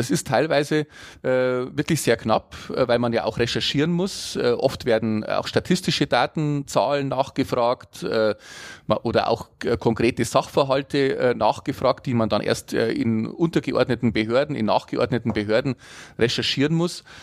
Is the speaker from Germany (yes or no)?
yes; Bavaria, Germany; Äh, in meiner Heimatstadt in Oetting zum Beispiel, aber auch in Mühldorf